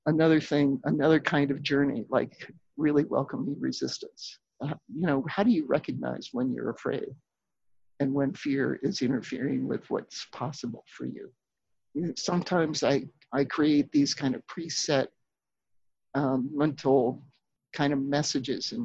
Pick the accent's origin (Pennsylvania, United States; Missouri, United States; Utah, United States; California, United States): Pennsylvania, United States; now in Minnesota, United States; I grew up in Pennsylvania